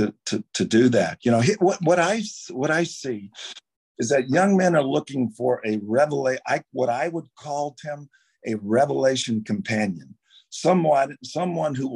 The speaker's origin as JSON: {"language": "English", "town": "Baton Rouge", "region": "Louisiana", "country": "United States", "tie": "born or raised there", "said": "Grew up in Baton Rouge"}